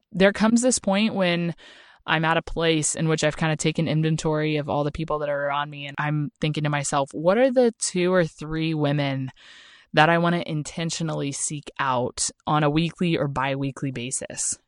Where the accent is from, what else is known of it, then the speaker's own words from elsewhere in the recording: Oklahoma, United States; moved away; I'm from Oklahoma